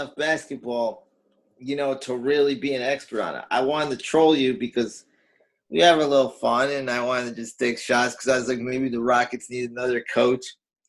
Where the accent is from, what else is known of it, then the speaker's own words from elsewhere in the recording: New York, United States; I grew up in New York with you